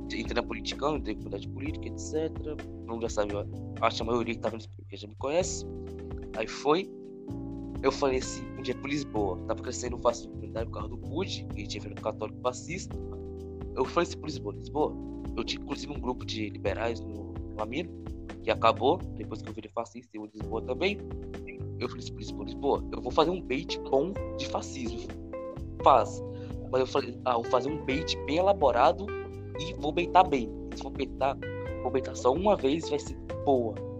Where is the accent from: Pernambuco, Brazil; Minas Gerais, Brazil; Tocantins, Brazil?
Pernambuco, Brazil; Recife; eu tenho 16 anos e sou de Recife, Pernambuco.